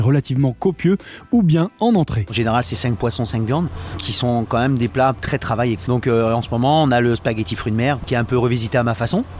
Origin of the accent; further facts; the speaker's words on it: Vendée, Pays de la Loire, France; moved away as an adult; also born or lived in Côte d'Azur; now in Nice, France; je suis vendéen